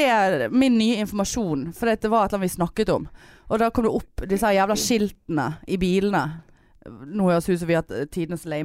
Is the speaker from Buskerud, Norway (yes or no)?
no; Trøndelag, Norway; Jeg høres ikke, men Jeg er fra Trøndelag.